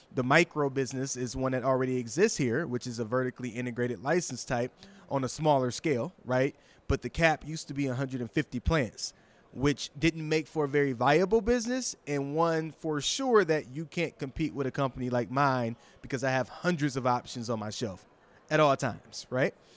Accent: Michigan, United States; I'm not from Detroit proper, but from Michigan

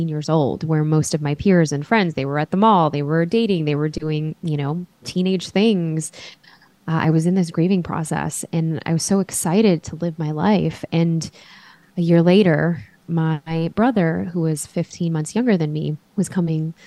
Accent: Chicago, Illinois, United States; we grew up in Chicago

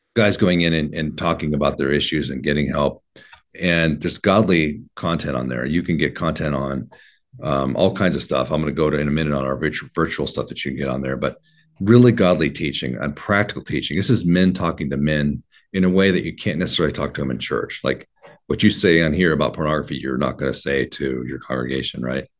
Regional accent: Oregon, United States; I was raised in Oregon.

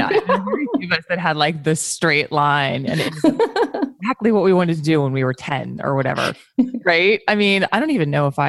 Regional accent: United States; as an American

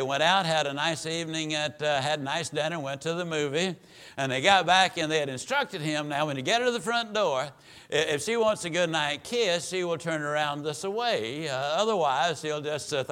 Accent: Mississippi, United States; moved away as an adult; now in Dallas, United States; we were raised over in East Texas, better known as Mississippi

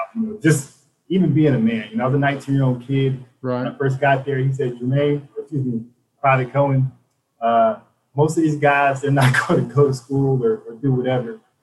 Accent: Spartanburg, South Carolina, United States; moved away; Born and raised in Spartanburg, South Carolina

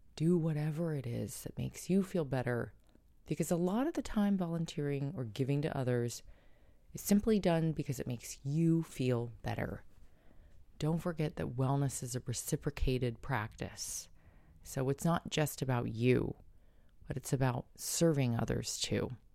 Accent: San Diego, California, United States; San Diego's shelters, my hometown

